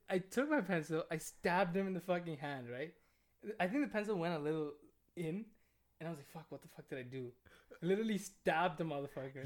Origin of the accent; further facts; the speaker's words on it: India; moved away; in my country